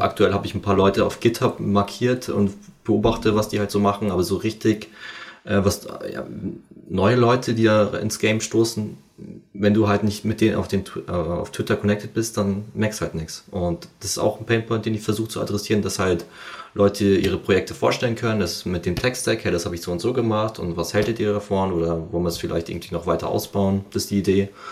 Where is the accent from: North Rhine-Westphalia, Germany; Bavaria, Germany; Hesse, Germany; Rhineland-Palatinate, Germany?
Bavaria, Germany; Amberg; moved away as an adult; also born or lived in Fürstenfeldbruck / Munich; ich komme ja eigentlich aus Amberg, da gab es halt leider nicht so viel Angebot ähm, wegen dieser Ausbildung